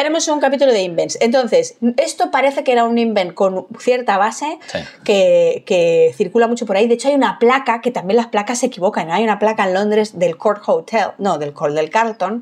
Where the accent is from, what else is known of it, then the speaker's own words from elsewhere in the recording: Madrid, Community of Madrid, Spain; yo soy de Madrid de, suburbio, de, de, barrio obrero.